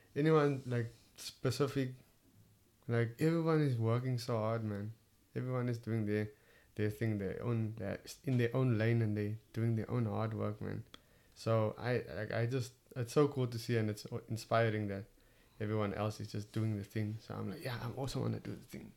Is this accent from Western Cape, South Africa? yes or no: yes; Cape Town, Western Cape, South Africa; accent: Cape Town; my Cape Town accent